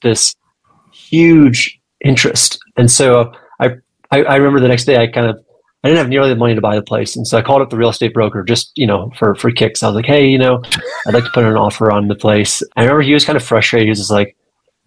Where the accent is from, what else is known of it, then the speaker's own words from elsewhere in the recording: Florida, United States; moved away; I grew up in Florida, the son of 2 public